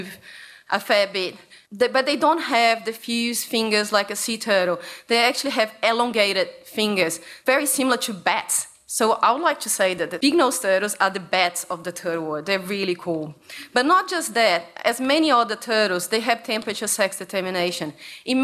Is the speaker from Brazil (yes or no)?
yes; Brazil; English is a second language; now in Australia; I come from Brazil.